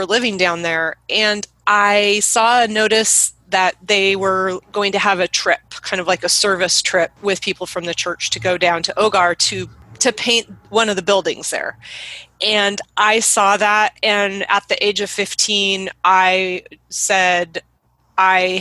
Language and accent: English; Oregon, United States; I grew up in Oregon, where I still live.